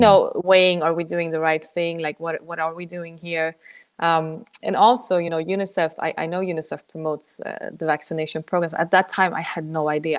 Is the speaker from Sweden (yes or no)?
yes; Sweden; moved away as an adult; also born or lived in Poland; now in United States; my origins are Polish, actually, but I grew up in Sweden.